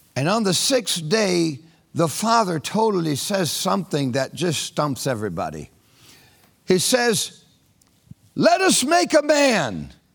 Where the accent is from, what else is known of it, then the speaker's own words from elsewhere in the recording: Orlando, Florida, United States; a guy from Orlando, Florida